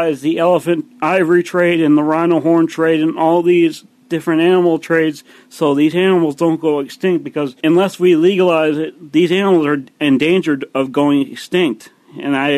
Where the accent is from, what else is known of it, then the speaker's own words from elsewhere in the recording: Michigan, United States; I'm a hunter from Michigan, USA